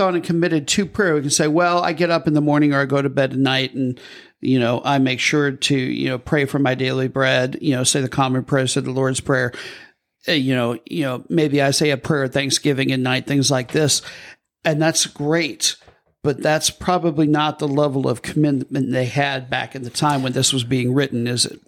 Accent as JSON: {"language": "English", "region": "Midwest", "country": "United States", "moved": "yes", "lives_now": "Southern United States, United States", "said": "I'm from the Midwest"}